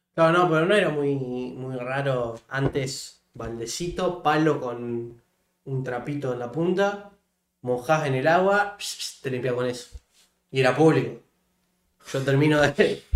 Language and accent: Spanish; Santa Fe, Argentina; qué suerte de haber nacido en Argentina